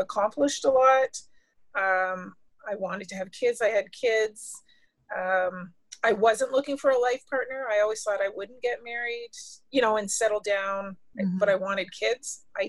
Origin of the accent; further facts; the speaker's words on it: Ottawa, Ontario, Canada; also born or lived in Vankleek Hill / Detroit; But my first city was Ottawa. Then after that, a small town near Quebec called Vanklick Hill. And then Detroit.